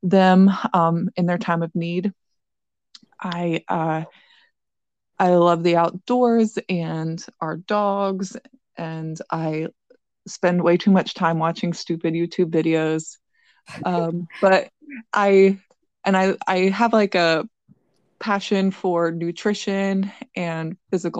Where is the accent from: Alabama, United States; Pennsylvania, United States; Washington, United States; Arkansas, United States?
Pennsylvania, United States; southwestern; moved away as an adult; now in Weston, United States; I grew up in Pennsylvania, southwestern Pennsylvania, on a dairy farm